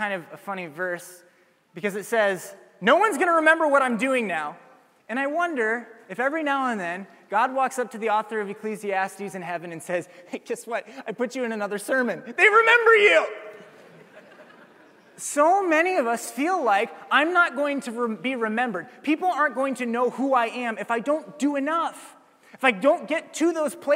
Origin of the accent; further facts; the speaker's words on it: Ames, Iowa, United States; I'm from Ames. It's home